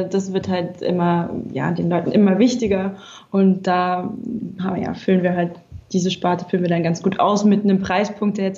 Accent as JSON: {"language": "German", "region": "Berlin", "country": "Germany", "tie": "born or raised there", "said": "bin dann vom Ausland zurückgekommen, wieder an meine Heimat Berlin"}